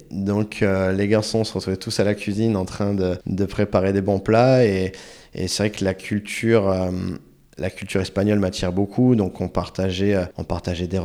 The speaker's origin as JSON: {"language": "French", "country": "Chile", "accent": "Chilean", "second_language": "French", "said": "j'ai vite transformé mon accent chilien en accent espagnol. Donc principalement, en fait, on parlait espagnol à la maison."}